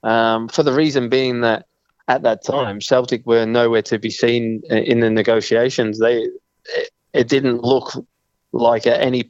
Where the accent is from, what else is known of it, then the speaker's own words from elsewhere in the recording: Australia; moved away as an adult; also born or lived in Scotland; You know, I still feel a lot of me is more Scottish than I am Australian because of the most time that I spent in my adult life has been in that country.